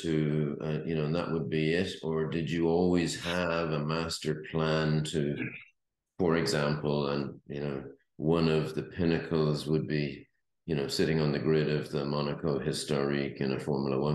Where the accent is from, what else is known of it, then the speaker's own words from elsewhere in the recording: Ireland; I was brought up in Ireland